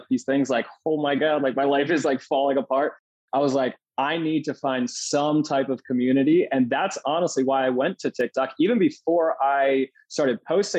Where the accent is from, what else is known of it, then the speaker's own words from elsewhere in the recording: Red Lion, Pennsylvania, United States; moved away as an adult; also born or lived in York, Pennsylvania / Indiana, Pennsylvania / San Diego, California; now in Scottsdale, United States; I grew up in Red Lion, PA, small farm town